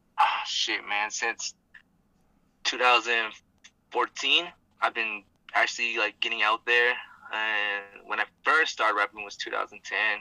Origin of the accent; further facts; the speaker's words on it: Gallup, New Mexico, United States; I'm from Gallup.